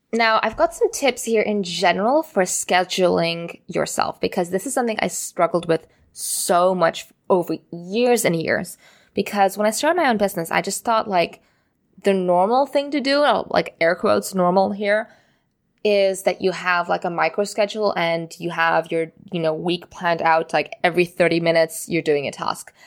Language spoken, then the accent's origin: English; Singapore; moved away as an adult; also born or lived in Amsterdam; I grew up in Singapore, And I went through the local school system